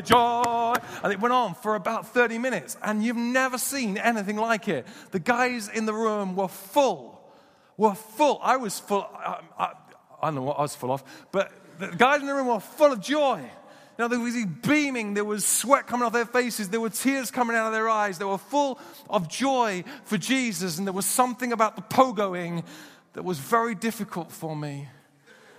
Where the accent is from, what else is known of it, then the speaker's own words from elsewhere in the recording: United Kingdom; we're British